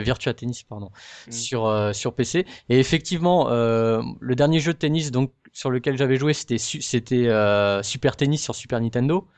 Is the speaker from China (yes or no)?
no; France; en tant que français